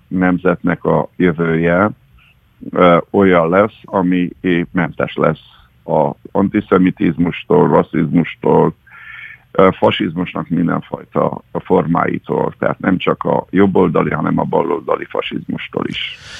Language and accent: Hungarian; Hungary; mint magyarként én nem vagyok megsértődve